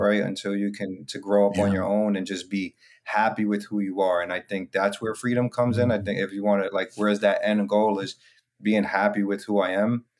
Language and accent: English; New York City, New York, United States; I'm from the Bronx, New York